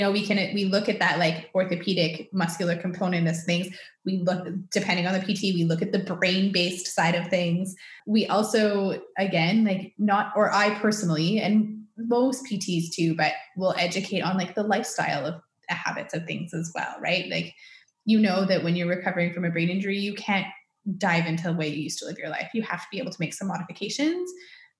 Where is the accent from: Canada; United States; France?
Canada; I'm Canadian.